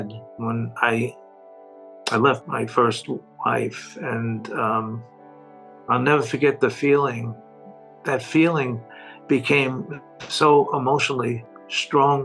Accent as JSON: {"language": "English", "region": "New York", "country": "United States", "said": "I am from New York"}